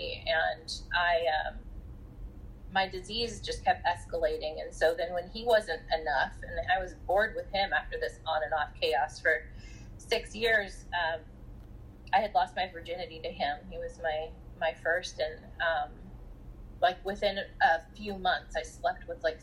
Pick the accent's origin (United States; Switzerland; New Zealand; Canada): United States; Southern California; I'm from Southern California, grew up in Southern California